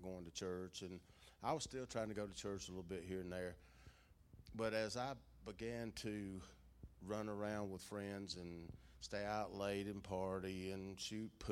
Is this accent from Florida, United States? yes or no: no; Jackson County, Georgia, United States; also born or lived in Athens, Georgia / Clarke County, Georgia; I grew up in Jackson County.